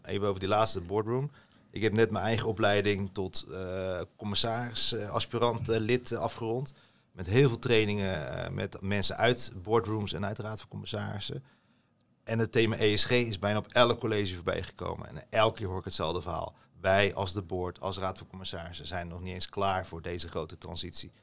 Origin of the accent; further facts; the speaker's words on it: Rotterdam, South Holland, Netherlands; opgevoed, opgegroeid in Rotterdam